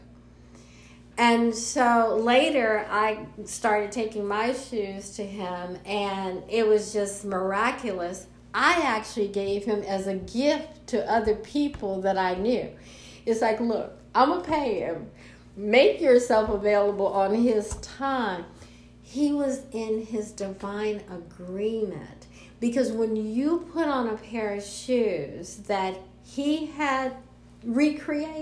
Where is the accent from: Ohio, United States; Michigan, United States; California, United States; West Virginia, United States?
California, United States; Los Angeles; I'm from Los Angeles.